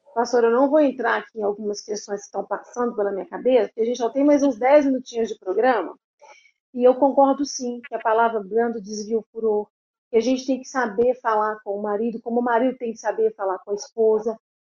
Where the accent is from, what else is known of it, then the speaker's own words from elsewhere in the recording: Belo Horizonte, Minas Gerais, Brazil; eu sou de Belo Horizonte.